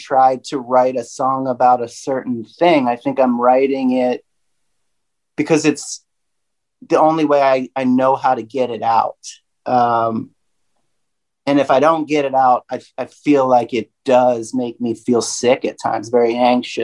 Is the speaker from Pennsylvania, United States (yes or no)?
yes; Pennsylvania, United States; now in Nashville, United States; I have my mother and my grandmother live on the same street that I was raised, born and raised in Pennsylvania.